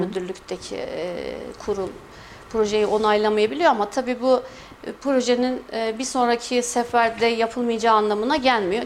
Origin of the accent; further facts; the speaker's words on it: Kayseri, Kayseri Province, Turkey; merkez doğumluyum, Kayseri doğumluyum.